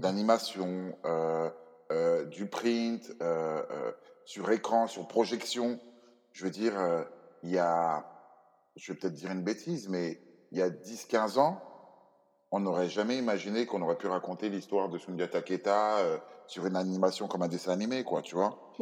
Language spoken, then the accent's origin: French; Cameroon; moved away; Dans mon pays d'origine, le Cameroun